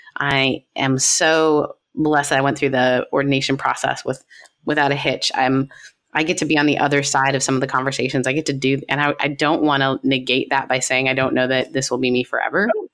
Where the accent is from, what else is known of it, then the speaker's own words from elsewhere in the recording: Canada; I am like Canadian to my core